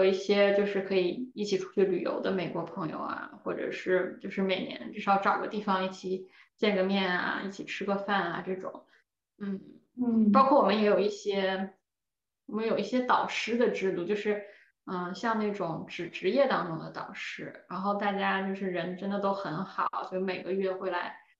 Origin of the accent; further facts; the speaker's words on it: China; moved away as an adult; now in United States; 我们中国人